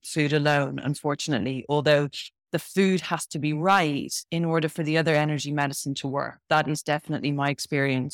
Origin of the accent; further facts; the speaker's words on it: Ireland; moved away as an adult; now in Bath, United Kingdom; I'm from Ireland originally, but I live in Bath in the UK and uh, spent a lot of my a lot of my life in in the UK. I left Ireland when I was when I was 18 when I left school